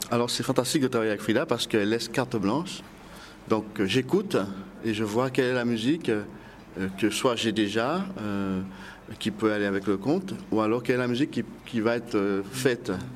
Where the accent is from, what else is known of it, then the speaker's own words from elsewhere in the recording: Guadeloupe; Je suis de Guadeloupe